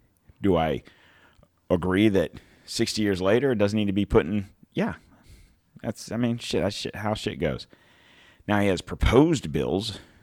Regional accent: Chicago, Illinois, United States; now in Tampa, United States; Even when I moved here back in the 80s, Tampa wasn't, I came from Chicago.

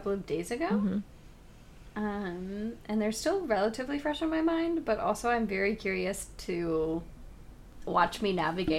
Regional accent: Wisconsin, United States

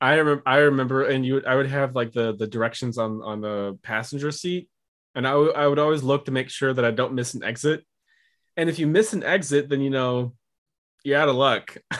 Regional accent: United States; as an American

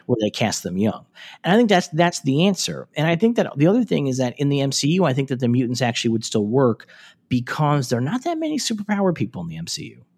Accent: New York City, New York, United States; moved away as an adult; now in Los Angeles, United States; grew up in New York City and lived in New York City

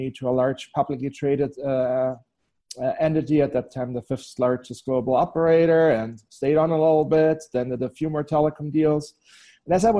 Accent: Bavaria, Germany; moved away as an adult; now in United States; So I grew up in Bavaria in Germany in a smaller town south of Munich, about an hour south of Munich, close to the Austrian and Swiss border

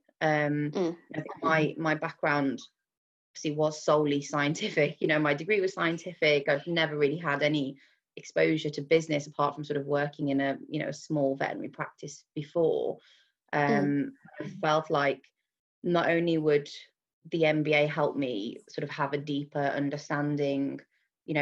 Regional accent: Wolverhampton, West Midlands, United Kingdom; I'm originally from Wolverhampton, which for those of you who don't know where it is, near Birmingham

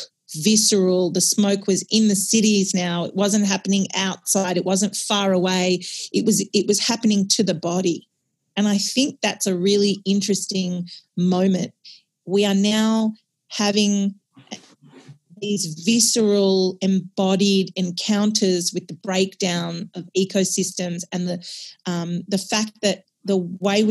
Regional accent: Australia; As an Australian

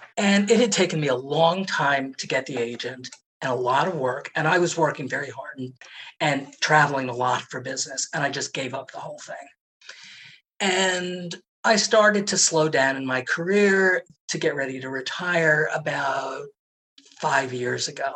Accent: New York City, New York, United States; I grew up in Manhattan

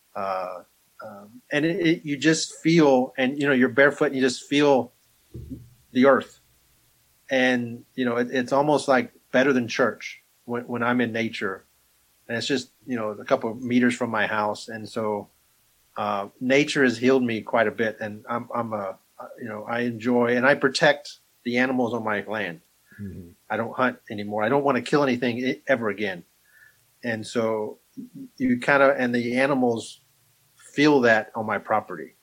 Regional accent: Amarillo, Texas, United States; also born or lived in Alabama; now in Kansas, United States; I grew up in a little town called Amarillo.

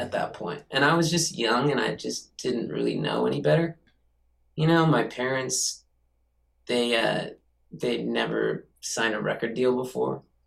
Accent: Santa Cruz, California, United States; also born or lived in New York; now in Los Angeles, United States; my youth growing up in Santa Cruz

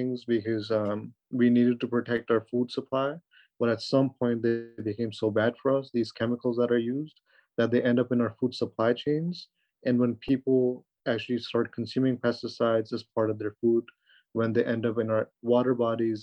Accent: Pakistan; moved away as an adult; now in United States; I'm from Pakistan

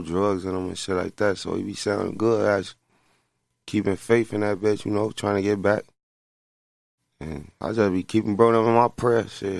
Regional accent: Chicago, Illinois, United States; For sure, I made my real first big bag out there, and I'm from Chicago.

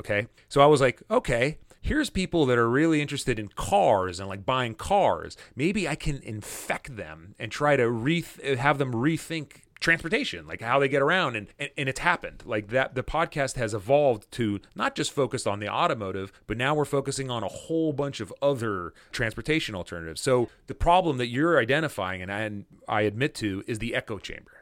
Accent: Fullerton, California, United States; I grew up in Fullerton

